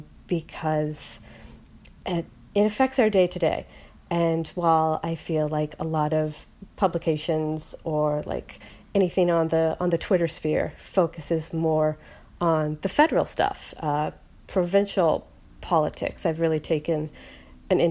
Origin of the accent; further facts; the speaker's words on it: Halifax, Nova Scotia, Canada; moved away as an adult; also born or lived in Victoria, British Columbia / Vancouver, British Columbia; I am recording from Halifax, Nova Scotia. I was born and raised here